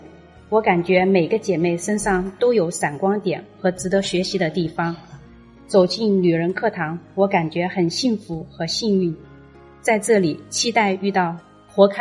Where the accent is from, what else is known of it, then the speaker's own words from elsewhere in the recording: Wuhan, Hubei, China; 我来自湖北武汉